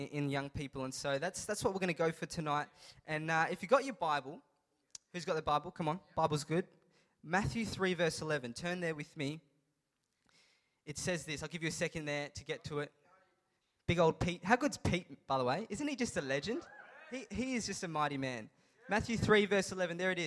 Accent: Adelaide, South Australia, Australia; I'm from Adelaide

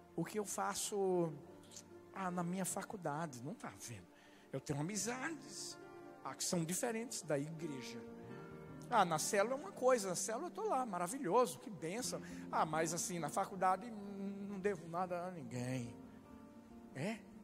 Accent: Brazil; moved away; Sou brasileiro

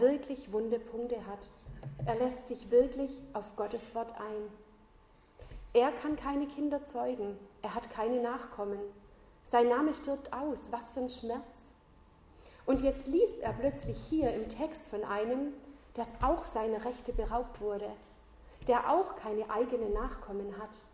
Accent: Southern Germany, Germany; moved away as an adult; also born or lived in north of Ulm / Schloss Klaus, Austria; now in Austria; ich komme ursprünglich aus Süddeutschland und die letzten zwölf Jahre habe ich nördlich von Ulm gewohnt

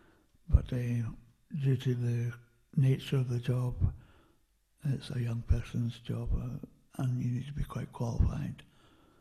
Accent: Lower Largo, Scotland, United Kingdom; also born or lived in Perth, Scotland / Kinross, Scotland; we moved to Lower Largo in the south of Fife when I was 8, and I grew up there for 13 years

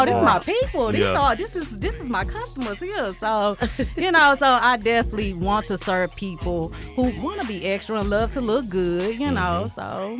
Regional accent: Houston, Texas, United States; moved away as an adult; now in Atlanta, United States; I'm from Houston, Texas.

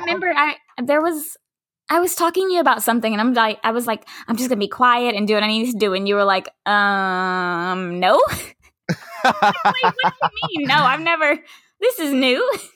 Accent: Dallas, Texas, United States; I'm from Dallas, from Oak Cliff

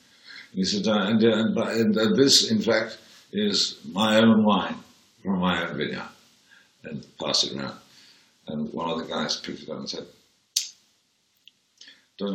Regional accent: Birmingham, West Midlands, United Kingdom; born there; Now, that's weird, because I was born in White Green Road.

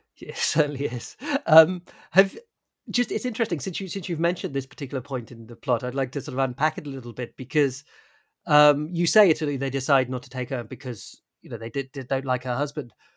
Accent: United Kingdom; as a British person

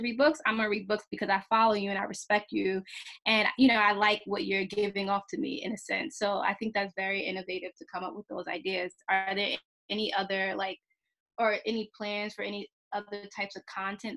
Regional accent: New York City, New York, United States; I'm from the Bronx too.

